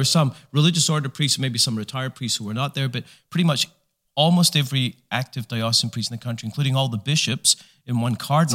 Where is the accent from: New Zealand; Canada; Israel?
Canada; we're Canadian.